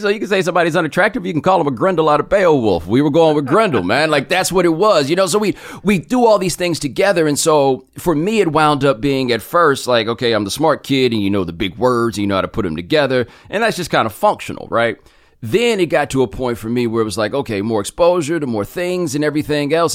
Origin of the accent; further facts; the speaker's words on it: Houston, Texas, United States; also born or lived in Atlanta / Waller, Texas; we're growing up in Houston